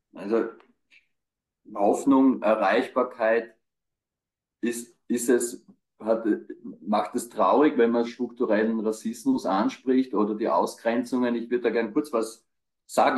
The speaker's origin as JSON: {"language": "German", "region": "Burgenland", "country": "Austria", "also_born_or_lived": "Graz", "moved": "yes", "said": "ich komme aus dem Burgenland"}